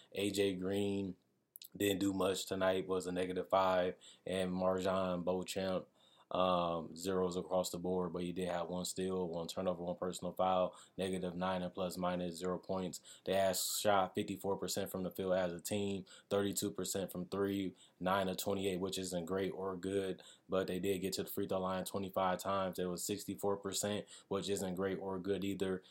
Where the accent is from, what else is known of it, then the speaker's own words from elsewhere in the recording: Milwaukee, Wisconsin, United States; I am from Wisconsin and I'm from Milwaukee